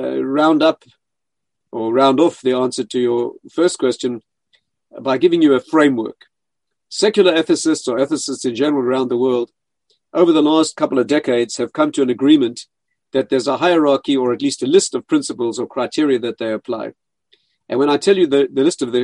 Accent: South Africa; moved away; I was raised in South Africa, where I studied medicine

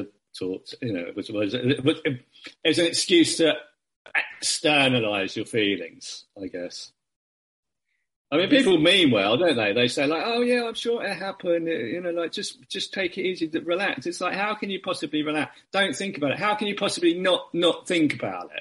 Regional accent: United Kingdom; as a Brit

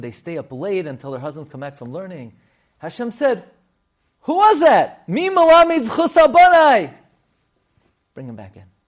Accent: New York City, New York, United States; I grew up on Emmet thirty-first. I would walk to Rav Miller's shul

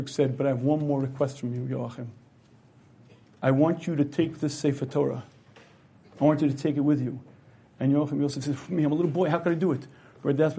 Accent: United States; I grew up in America in the early, I guess the 60s we'll call it

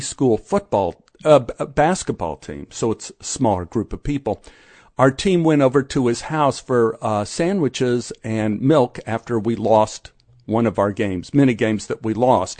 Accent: Dallas, Texas, United States; we grew up in Oak Cliff

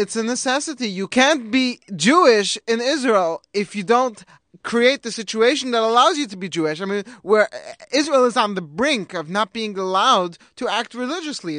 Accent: England, United Kingdom; now in United States; me being English

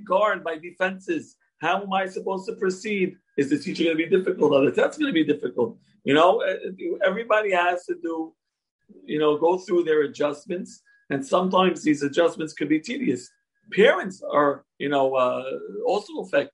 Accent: Brooklyn, New York, United States; born and raised in Brooklyn, in the Syrian community

